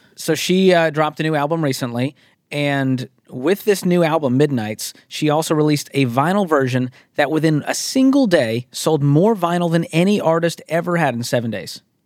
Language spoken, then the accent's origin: English; Northeast, United States; I'm from the Northeast.